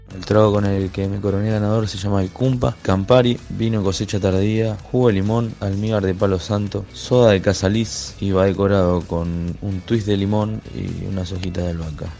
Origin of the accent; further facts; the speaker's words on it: Santa Fe, Argentina; soy de la ciudad de Santa Fe